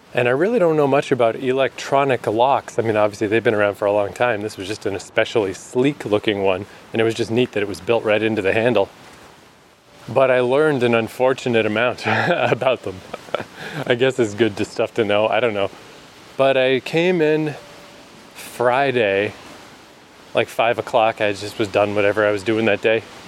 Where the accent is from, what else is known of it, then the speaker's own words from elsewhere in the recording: New Brunswick, Canada; moved away as an adult; also born or lived in Vancouver, Canada; she asked where I was from and I was like, New Brunswick.